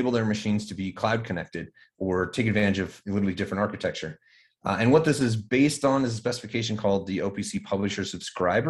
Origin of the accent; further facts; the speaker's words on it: Colorado, United States; So living in Colorado, growing up in Colorado, actually fourth generation Colorado kid